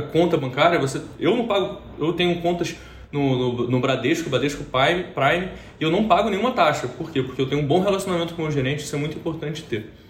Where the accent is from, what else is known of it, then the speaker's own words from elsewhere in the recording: Rio de Janeiro, Brazil; accent: carioca; sou do Rio de Janeiro, sim, carioca, e pelo sotaque